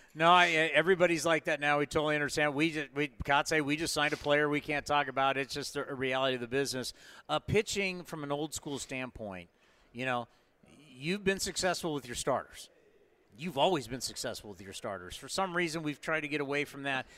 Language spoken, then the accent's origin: English; San Diego, California, United States; I grew up here in San Diego